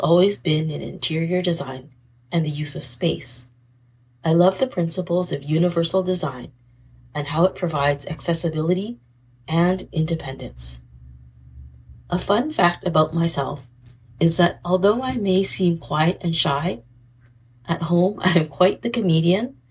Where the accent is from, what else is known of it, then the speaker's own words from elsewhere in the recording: British Columbia, Canada; I am from British Columbia, Canada